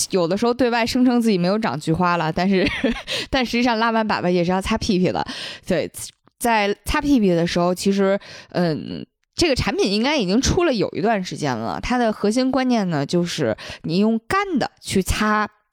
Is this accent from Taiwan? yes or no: no; Fujian, China; 因为我就是闽南那边的吃法不是蘸酱油嘛